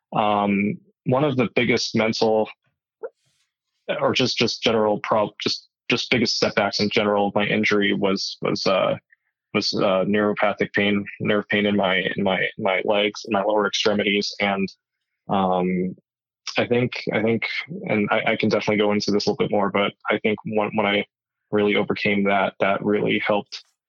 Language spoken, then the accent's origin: English; Tucson, Arizona, United States; born and raised in Tucson, Arizona